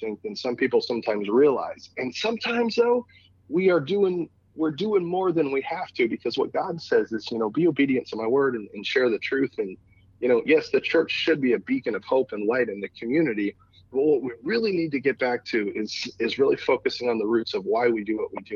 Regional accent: California, United States; moved away as an adult; also born or lived in Phoenix, Arizona; now in Warrenton, Missouri, United States; I'm a West Coast guy. I was born and raised in California, spent a couple of years in Phoenix

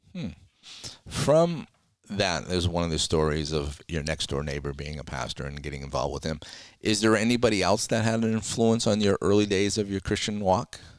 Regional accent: Fitchburg, Massachusetts, United States; I actually was born about thirty minutes north of there in Fitchburg, Massachusetts.

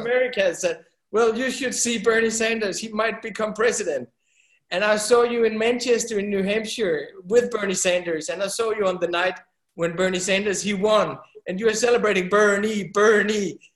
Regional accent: Denmark; We're from Denmark. That's a small country

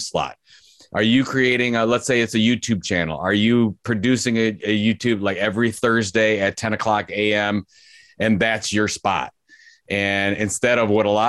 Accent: Cleveland, Ohio, United States; Cleveland's my hometown

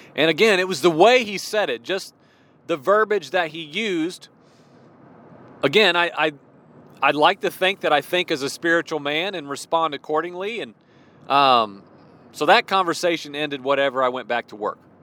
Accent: Illinois, United States; moved away as an adult; also born or lived in Midwest / Virginia; now in southwestern Virginia, United States; I spent 20 some years in the Midwest. You know, I grew up in Illinois

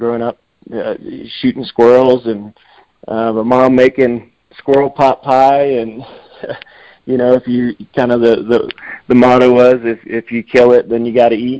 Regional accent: Fort Valley, Virginia, United States; moved away as an adult; also born or lived in Blacksburg, Virginia; now in Colorado, United States; I grew up in Virginia, the Shenandoah Valley, Virginia, a little town called Fort Valley, Virginia

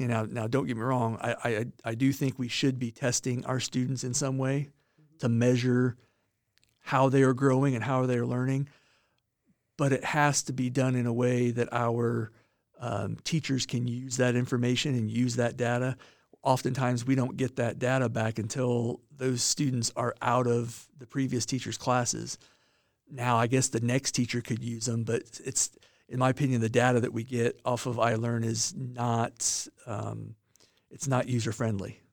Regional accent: Monticello, Indiana, United States; moved away as an adult; now in southern Indiana, United States; I, uh, grew up in Monticello, Indiana, which is northern Indiana

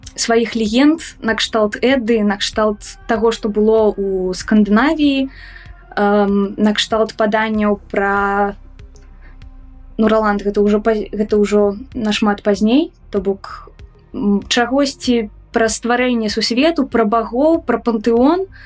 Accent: Minsk, Belarus; я мінчанка у другім цэлым пакаленні

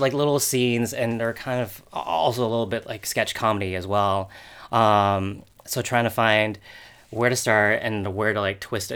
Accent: Rancho Palos Verdes, California, United States; born or raised there; moved away; also born or lived in Torrance, California

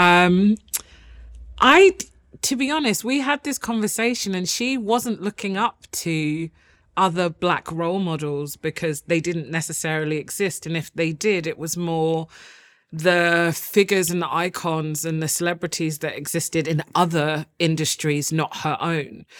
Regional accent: London, United Kingdom; when I grew up in Walthamstow

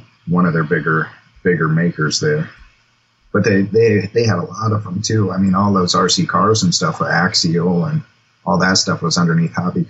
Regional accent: Davenport, Iowa, United States; born there; And I was born in Davenport, and that's where they're out of.

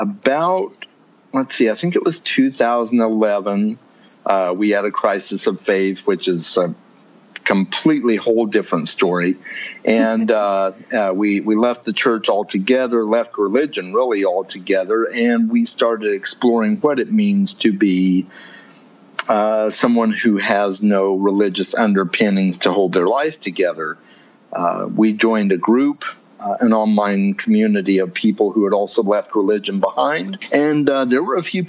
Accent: Arizona, United States; I'm from Arizona

